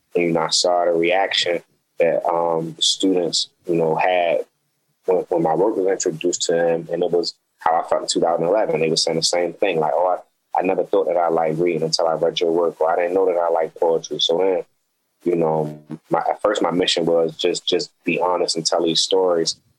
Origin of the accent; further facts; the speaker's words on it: Baltimore, Maryland, United States; growing up in Baltimore, living in Baltimore